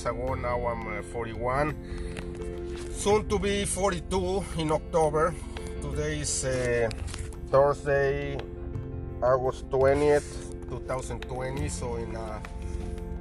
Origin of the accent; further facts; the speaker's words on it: Mexico; now in Chicago, United States; I grew up in Mexico, in a city close to Mexico City, about an hour, 50 minutes away